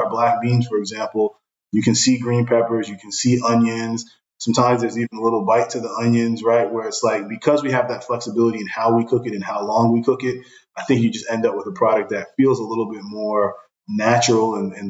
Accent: Brooklyn, New York, United States; I grew up in Brooklyn

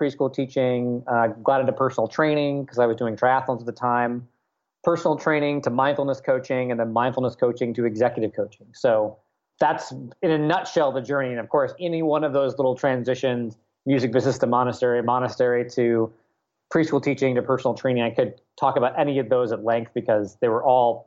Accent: Nashville, Tennessee, United States; moved away as an adult; also born or lived in Washington, D.C. / Portland, Oregon; I grew up in Nashville, went to college at George Washington University

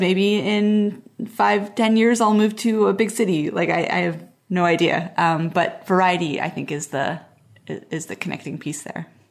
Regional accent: Montreal, Quebec, Canada; moved away as an adult; also born or lived in Portland / Pacific Northwest island; I grew up in Montreal, which is like a big East Coast city, and then I moved to Portland

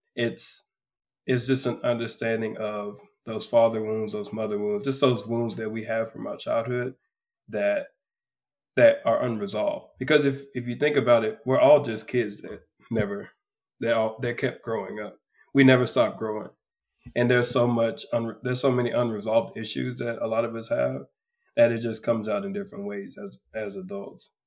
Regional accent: close to Houston, South Texas, United States; I am a man from South Texas, uh, close to Houston, be exact. I'm a country boy. grew up basically on the water every weekend

